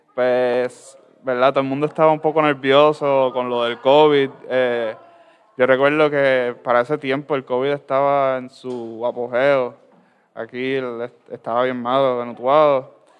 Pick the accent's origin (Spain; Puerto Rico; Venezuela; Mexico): Puerto Rico; Ciales; soy del pueblo de Ciales